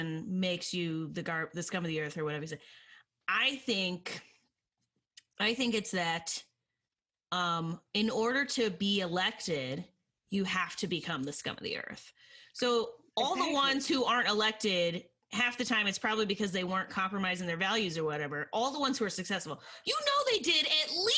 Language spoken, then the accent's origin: English; United States; also born or lived in Oklahoma / Alabama; now in Chicago, United States; I grew up in Oklahoma and Alabama